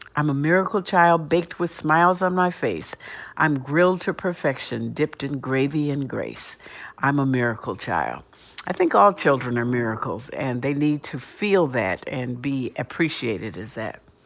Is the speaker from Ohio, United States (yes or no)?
yes; Cleveland, Ohio, United States; I grew up in Cleveland, Ohio